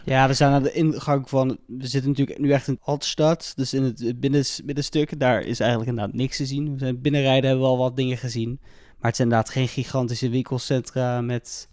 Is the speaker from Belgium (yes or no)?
no; Netherlands; we komen natuurlijk allemaal uit Nederland met z'n drieën